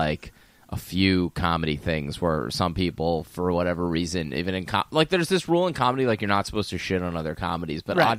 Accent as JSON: {"language": "English", "area": "outside Philadelphia", "region": "Pennsylvania", "country": "United States", "tie": "born or raised there", "said": "I grew up outside Philly"}